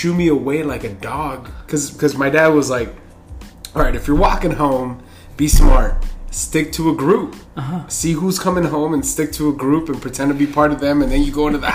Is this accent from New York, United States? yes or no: no; Los Angeles, California, United States; City Terrace, like near Yeah, near City Terrace Elementary, near Cal State LA. That's kind of where we grew up